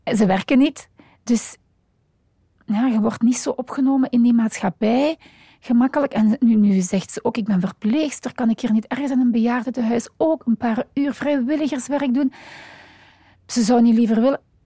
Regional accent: Limburg, Flanders, Belgium; now in Antwerp, Belgium; dus ik ben geboren in Limburg. Ondertussen woon ik al uh, eh, 30 jaar in Antwerpen.

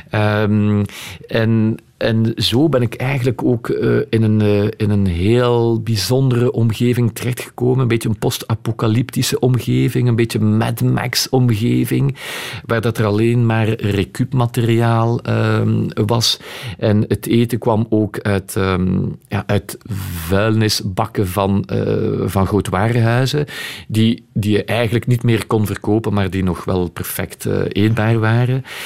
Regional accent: Etterbeek, Brussels-Capital Region, Belgium; Ik ben van, van Etterbeek

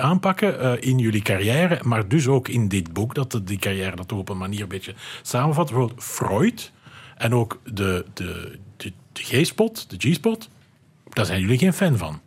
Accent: Flanders, Belgium; Bij ons in Vlaanderen

